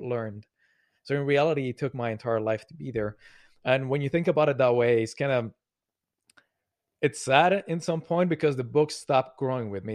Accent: Colombia; now in Montreal, Canada; I grew up in Colombia, South America. I live now in Montreal

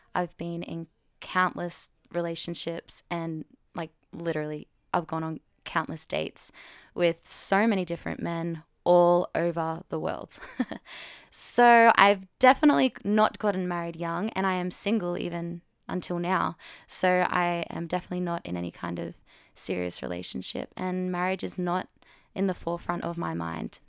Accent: Australia; I'm twenty-six from Australia

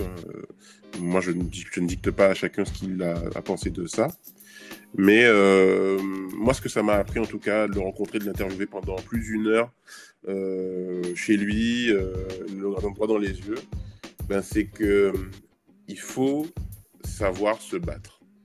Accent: Trois-Rivières, Guadeloupe; moved away; also born or lived in Gourbeyre, Guadeloupe; je suis de Trois-Rivières. Euh, alors, j'ai grandi à Gourbert

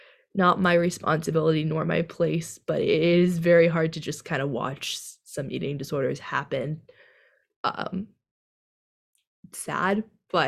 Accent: California, United States; we're from California.

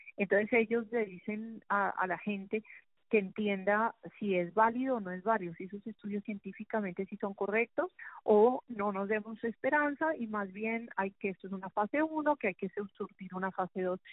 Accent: Colombia; como bogotanos, yo creo que como colombianos en general

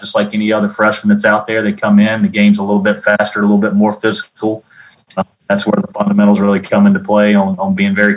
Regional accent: Charlotte, North Carolina, United States; we're all from Charlotte

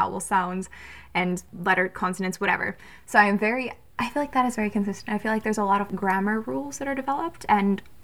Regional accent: Georgia, United States; I grew up in Georgia

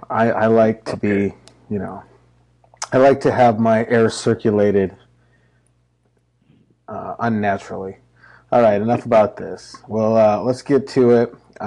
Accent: Montana, United States; moved away; I'm from Montana, got to drive 2 hours to get to anywhere.

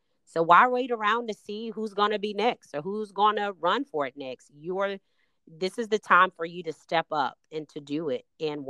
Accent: Austin, Texas, United States; So I came here from Austin, attended Texas Southern University, and I started my career in public service as a congressional intern.

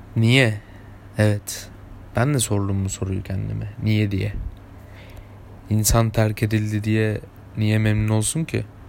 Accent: İzmir, Turkey; Ben, ben İzmir'de yaşıyorum. İzmir'de büyüdüm. İzmir'de çocukluğum geçti

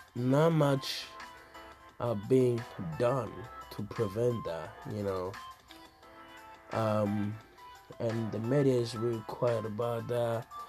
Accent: Burundi; moved away; growing up in Africa, back in Burundi

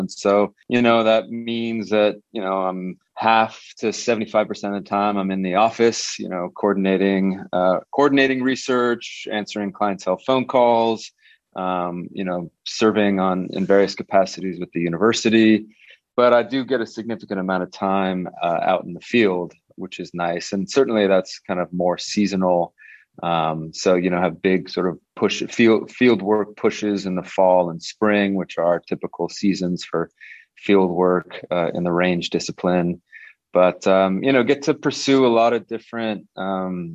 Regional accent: Santa Barbara, California, United States; I'm actually from Santa Barbara, which is the city that is in Santa Barbara County.

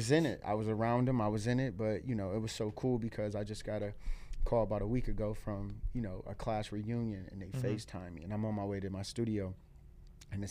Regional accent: Akron, Ohio, United States; born or raised there; now in Cleveland, United States

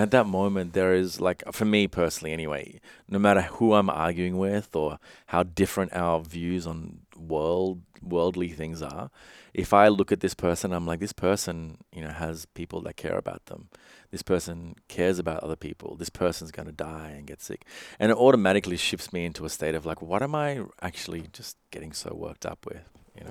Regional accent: Sri Lanka; I come from, I was born in Sri Lanka

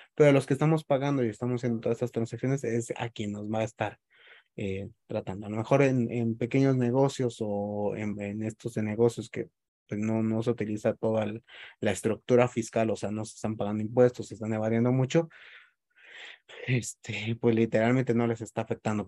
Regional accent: Mexico; nuestra forma de ser como mexicanos

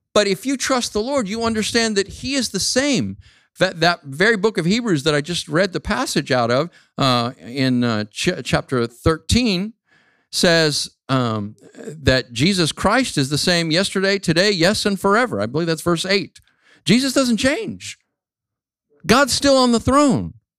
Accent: Phoenix, Arizona, United States; moved away as an adult; my hometown, Phoenix, Arizona

